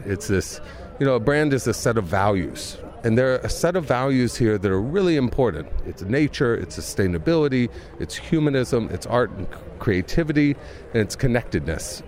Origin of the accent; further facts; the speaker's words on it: Mississippi, United States; now in Reykjavik, Iceland; I'm from the poorest place in America, and my father was always kind of a, a bright spot in that. He's now the mayor of my hometown. He still lives in Mississippi